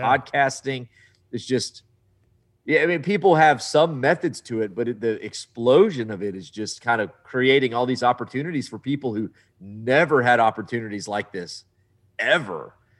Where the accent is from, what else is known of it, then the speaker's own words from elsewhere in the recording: Southeast Texas, United States; I grew up in Southeast Texas